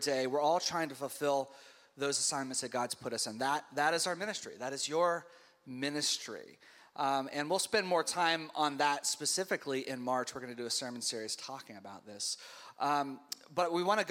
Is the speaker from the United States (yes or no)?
yes; the Bible Belt, United States; I grew up in the Bible Belt